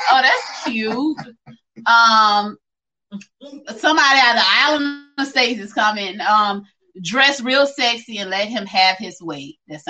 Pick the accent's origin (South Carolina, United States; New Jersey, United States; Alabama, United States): South Carolina, United States; Orangeburg; We're both from Orangeburg. Well, I've been here since I was three, so I'm from Orangeburg.